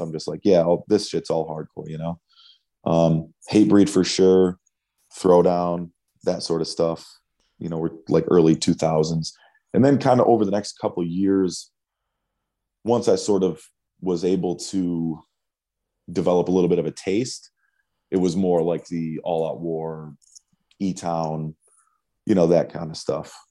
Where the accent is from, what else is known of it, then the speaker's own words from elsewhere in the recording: Auburn, New York, United States; I grew up in upstate New York, small city called Auburn